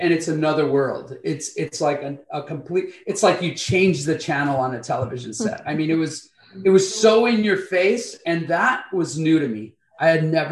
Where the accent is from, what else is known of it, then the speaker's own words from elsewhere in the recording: Compton, California, United States; moved away as an adult; also born or lived in Santa Fe, New Mexico; now in Benton Harbor, United States; My wife and I were brought up in Compton, California, went to high school together